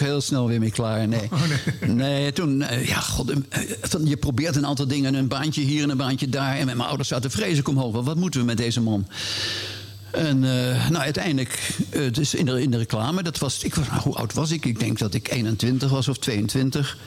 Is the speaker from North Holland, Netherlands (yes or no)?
yes; Hilversum, North Holland, Netherlands; born or raised there; also born or lived in Indonesia / Amersfoort